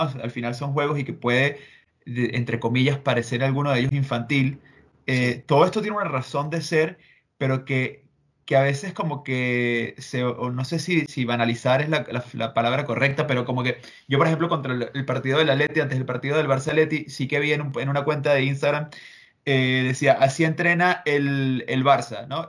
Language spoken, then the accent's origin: Spanish; Venezuela; now in Madrid, Spain; lo digo como venezolano